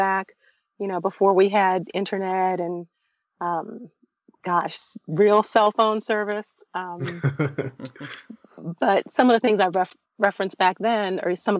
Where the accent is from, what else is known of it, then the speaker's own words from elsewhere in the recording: Brooklyn, New York, United States; I grew up in Brooklyn, first generation of a Caribbean American family